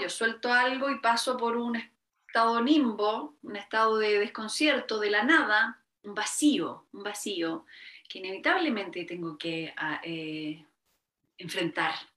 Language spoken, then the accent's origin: Spanish; Chile; esta cosa que tenemos mucho los, chilenos